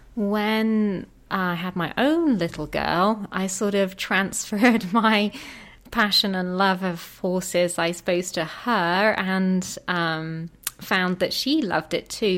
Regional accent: England, United Kingdom; moved away as an adult; I'm from England

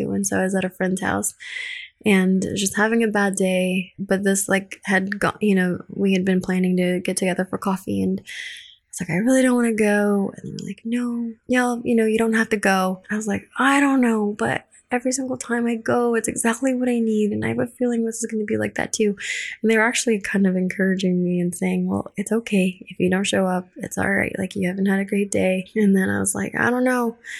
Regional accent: Colorado, United States; English is a second language; moved away as an adult; also born or lived in Philippines; now in Houston, United States; I was originally born in the Philippines. My sisters and I were all born there. We moved to Colorado when I was eight and then didn't speak any English when we first moved to Colorado.

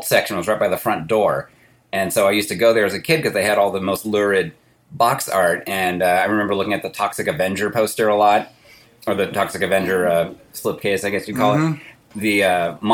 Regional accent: Berkeley, California, United States; I grew up in Berkeley.

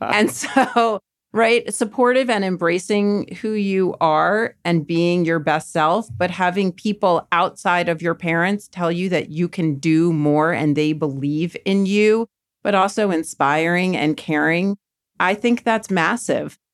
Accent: Maryland, United States; moved away as an adult; now in New York City, United States; growing up in Maryland

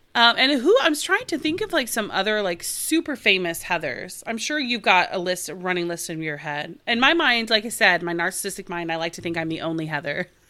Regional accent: Oklahoma, United States; moved away as an adult; now in Los Angeles, United States; I'm originally from Oklahoma, and I went to Oklahoma State University

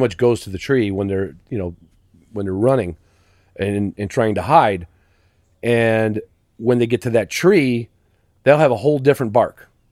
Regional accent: Chicago, Illinois, United States; moved away; also born or lived in Virginia; I grew up literally in Chicago city limits

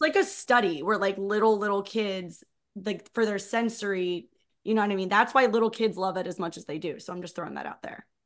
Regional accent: New Jersey, United States; I grew up in Jersey

